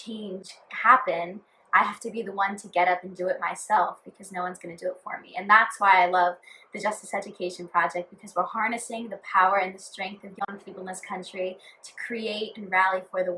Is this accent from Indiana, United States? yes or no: no; South Brunswick, New Jersey, United States; I'm 17 and I'm from South Brunswick, New Jersey.